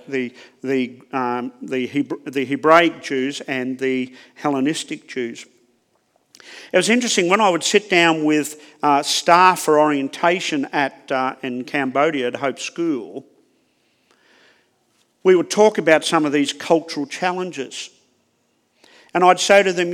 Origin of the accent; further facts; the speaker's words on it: Australia; accent: Aussie; I have a challenge just with my accent. The Aussie accent. The lazy English Aussie accent.